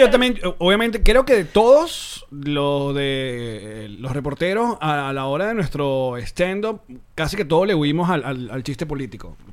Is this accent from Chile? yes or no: no; Maracay, Aragua, Venezuela; moved away; yo de chamo, cuando íbamos al a la casa portuguesa en Maracay